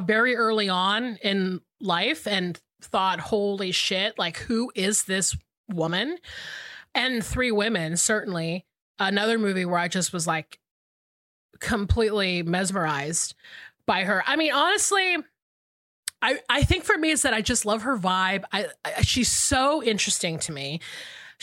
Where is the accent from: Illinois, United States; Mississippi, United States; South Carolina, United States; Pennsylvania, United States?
South Carolina, United States; moved away as an adult; also born or lived in Georgia; I moved to South Carolina when I was 5 years old and basically lived between South Carolina and Georgia until I was almost 40.